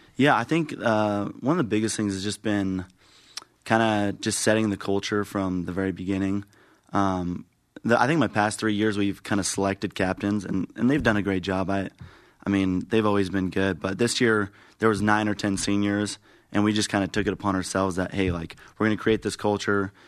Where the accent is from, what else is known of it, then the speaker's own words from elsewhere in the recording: Mesa, Arizona, United States; also born or lived in Santiago, Chile; I'm from Mesa, Arizona, and I play outfield